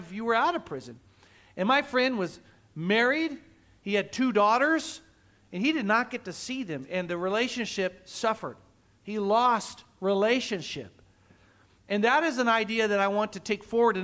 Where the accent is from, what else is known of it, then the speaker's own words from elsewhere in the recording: Oklahoma, United States; also born or lived in California; now in Guam; I grew up in the Midwest, Oklahoma, and great place as a kid